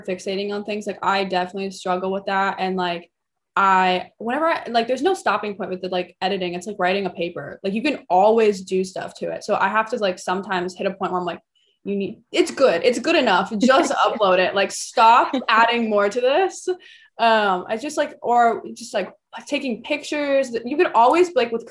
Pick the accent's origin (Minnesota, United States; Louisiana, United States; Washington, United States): Washington, United States; Seattle; I grew up in Seattle, Washington. That's where I'm currently back